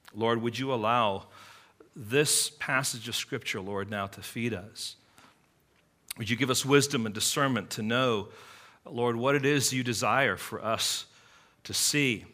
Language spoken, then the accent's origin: English; England, United Kingdom; now in United States; growing up in England